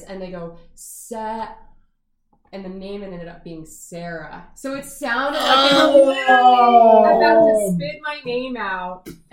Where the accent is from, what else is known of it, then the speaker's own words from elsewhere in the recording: Edmonton, Alberta, Canada; moved away; my hometown of Edmonton